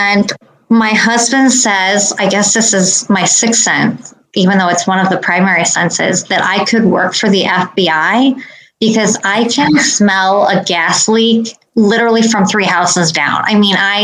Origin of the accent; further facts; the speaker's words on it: Indiana, United States; I grew up in Indiana, being a Hoosier